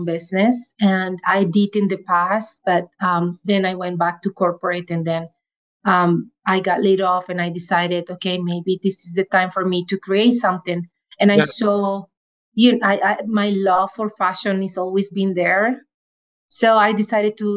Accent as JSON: {"language": "English", "country": "Venezuela", "moved": "as an adult", "lives_now": "Calgary, Canada", "said": "I am from Venezuela"}